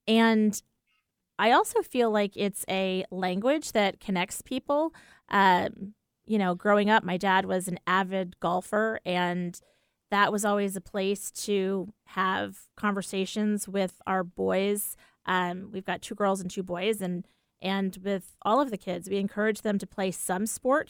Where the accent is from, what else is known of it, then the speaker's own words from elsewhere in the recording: New York, United States; moved away; when we moved out here from the East Coast, you know, it's like, oh, you're a New Yorker and New Yorkers are so tough and whatever.